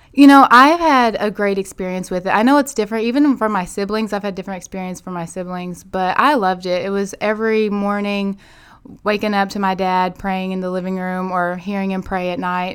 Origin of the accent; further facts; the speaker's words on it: Manila, Arkansas, United States; also born or lived in Cincinnati, Ohio / Little Rock, Arkansas; I'm originally from Manila, Arkansas, so my dad pastors over there in Manila. So I've grown up in Section five area